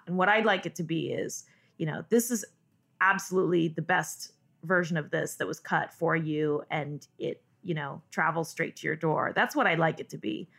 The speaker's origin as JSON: {"language": "English", "region": "Northern California", "country": "United States", "tie": "born or raised there", "said": "I grew up in Northern California"}